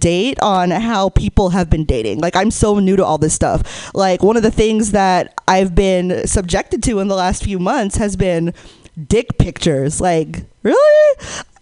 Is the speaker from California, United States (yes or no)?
yes; Hayward, California, United States; I grew up in the Bay Area. I grew up in Hayward